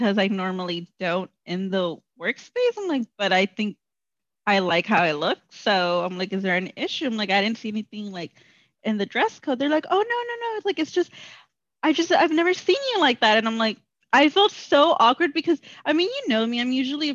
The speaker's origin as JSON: {"language": "English", "region": "Southern California", "country": "United States", "moved": "as an adult", "said": "when I was back home, like, Southern California"}